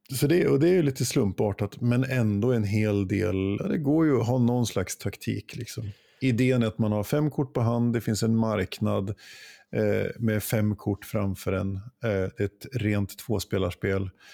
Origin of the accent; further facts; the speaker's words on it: Jämtland, Sweden; moved away; hemma i Jämtland. Och besökte min mor